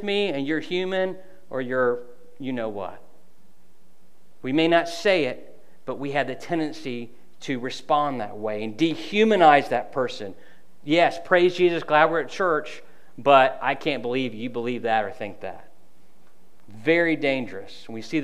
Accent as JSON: {"language": "English", "country": "United States", "said": "I'm from Polk County"}